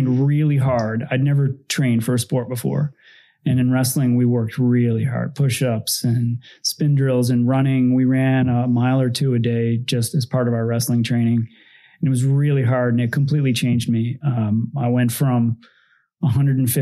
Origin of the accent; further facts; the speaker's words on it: Lincoln, Maine, United States; moved away as an adult; also born or lived in Boulder, Colorado; I grew up in Lincoln, Maine, and a small town